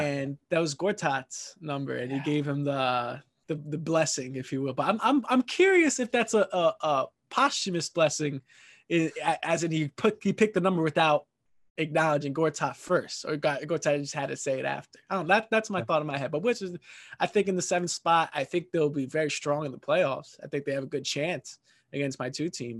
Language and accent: English; New York City, New York, United States; I'm from Queens